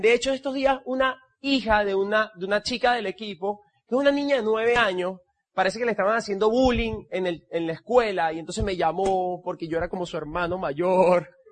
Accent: El Tigre, Anzoátegui, Venezuela; Yo nací en el Tigre

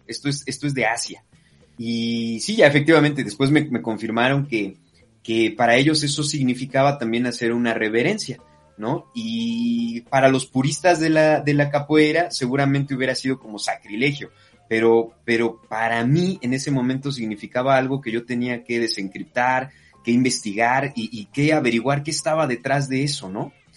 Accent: Mexico; moved away; los latinoamericanos, los mexicanos en concreto y mexicanas

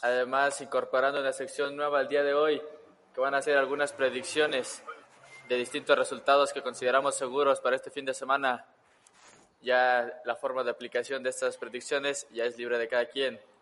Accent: Tepeji del Río, Hidalgo, Mexico; somos originarios del mismo municipio de Hidalgo, Tepeji del Río.

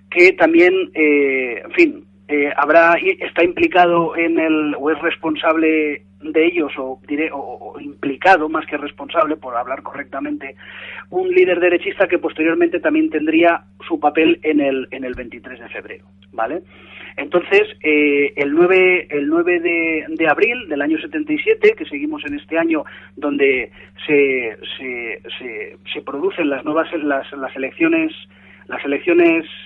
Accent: Valencian Community, Spain; en todo el país, incluso en nuestra querida Valencia, ya que somos de aquí de Levante

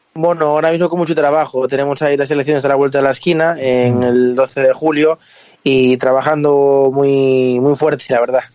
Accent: Galicia, Spain; yo como gallego te lo, te lo, puedo decir porque aquí en Galicia se vive

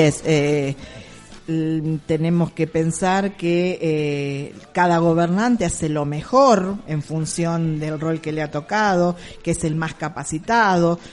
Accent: Argentina; nuestro país

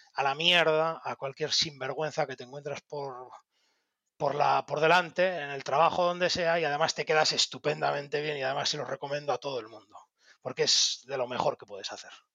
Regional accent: Bilbao, Basque Country, Spain; siendo bilbaíno

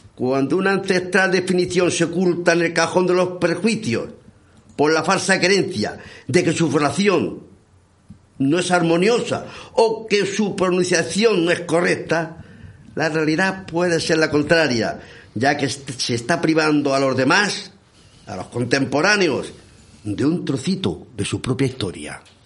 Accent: Bullas, Region of Murcia, Spain; yo soy de bullas

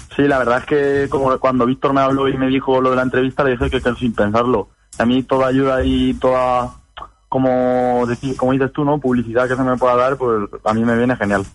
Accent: Motilla del Palancar, Castilla-La Mancha, Spain; moved away as an adult; now in Valencia, Spain; yo vivo en Valencia, bueno, estoy estudiando aquí, soy de Motilla

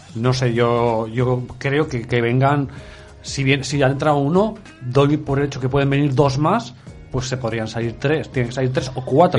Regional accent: Utebo, Aragon, Spain; mi pueblo

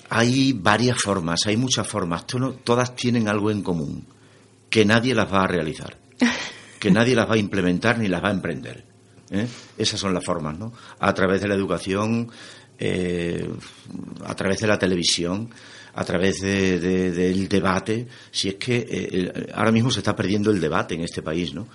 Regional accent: Extremadura, Spain; lo extremeño, a mí en cierto sentido es algo que me, que me supuso en aquel momento un pequeño lastre

